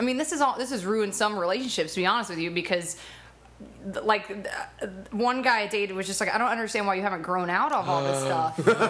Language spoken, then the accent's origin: English; Atlanta, Georgia, United States; now in Los Angeles, United States; I am from Atlanta, Georgia, originally.